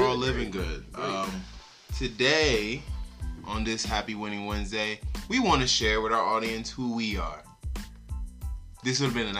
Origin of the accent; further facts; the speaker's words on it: Newark, New Jersey, United States; Newark, New Jersey. Brick Newark. City, 973.